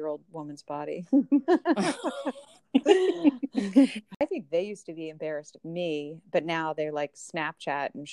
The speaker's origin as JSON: {"language": "English", "country": "United States", "tie": "born or raised there", "said": "I was born in America as a white female in the family that I did"}